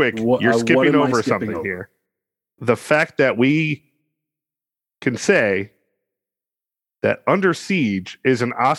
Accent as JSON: {"language": "English", "region": "Connecticut", "country": "United States", "tie": "born or raised there", "said": "I'm from Connecticut. Home of the Mohegans."}